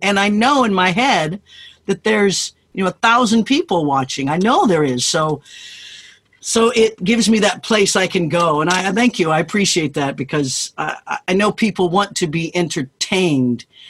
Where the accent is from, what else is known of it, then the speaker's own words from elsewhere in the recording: Kansas, United States; moved away as an adult; I grew up in Kansas